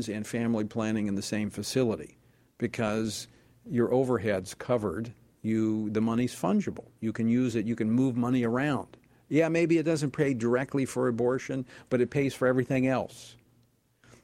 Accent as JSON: {"language": "English", "region": "Louisiana", "country": "United States", "tie": "born or raised there", "said": "Louisiana, my home state"}